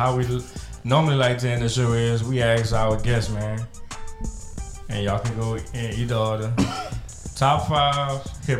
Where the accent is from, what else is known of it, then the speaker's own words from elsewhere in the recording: the South, United States; now in Lake Charles, United States; Because I'm from the South